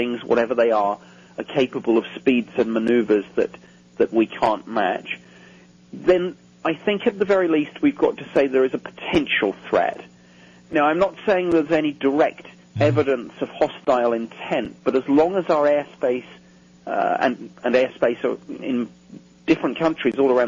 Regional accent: United Kingdom; myself as a Brit

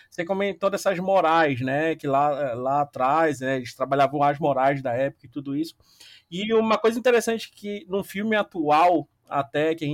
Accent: Belém, Pará, Brazil; Sou, sou de Belém.

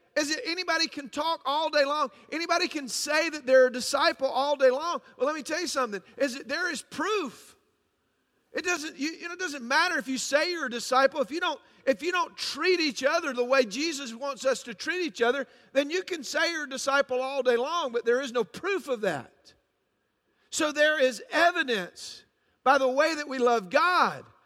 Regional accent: Atlanta, Georgia, United States; I'm from a, a little city called Atlanta, Georgia

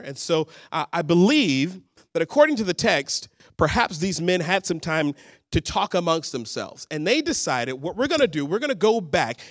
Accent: Birmingham, Alabama, United States; moved away as an adult; also born or lived in Dallas, Texas; now in Seattle, United States; I'm originally from Birmingham, Alabama, what we would call the Deep South

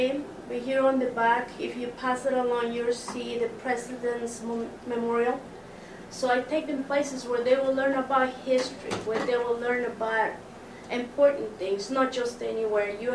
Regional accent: Mexico; now in United States; I was born in Mexico

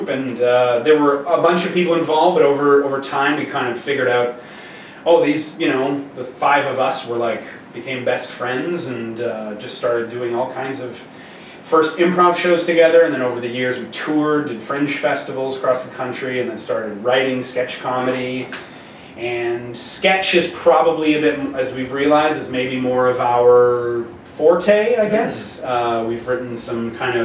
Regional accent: Montreal, Quebec, Canada; We grew up in Montreal, and so we would go to Cégep there after high school

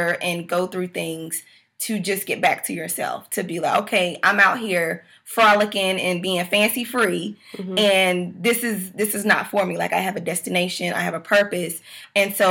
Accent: the South, United States; I'm from the South

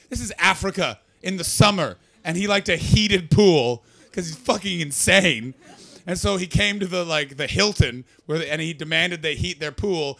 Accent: Canada; now in United Kingdom; I'm from Canada.

